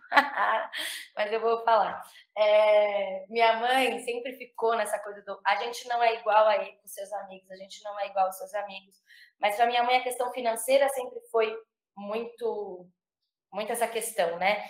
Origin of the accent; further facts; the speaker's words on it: São Paulo, Brazil; nasci em São Paulo